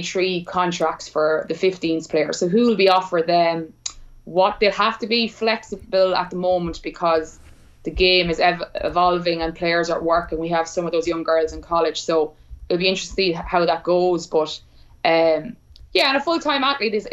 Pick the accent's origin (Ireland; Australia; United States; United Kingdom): Ireland; Portlaoise, Leinster; I came from Port Leash, which we played the lowest division rugby in the whole country